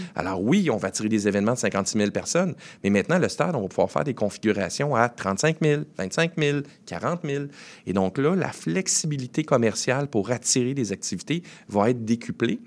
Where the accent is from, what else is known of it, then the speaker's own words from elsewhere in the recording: Saguenay, Quebec, Canada; now in Montreal, Canada; je suis originaire du Saguenay